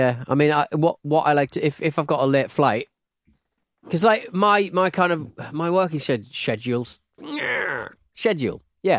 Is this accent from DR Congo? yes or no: no; England, United Kingdom; I'm English